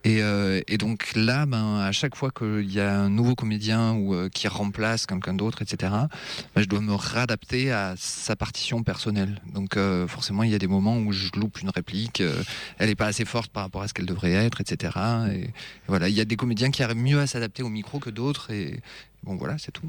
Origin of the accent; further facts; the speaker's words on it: Avignon, Provence-Alpes-Côte d'Azur, France; je suis je suis d'Avignon